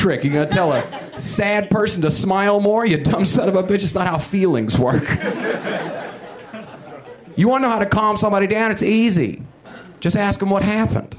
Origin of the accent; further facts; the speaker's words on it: Huntsville, Alabama, United States; my hometown of Huntsville, Alabama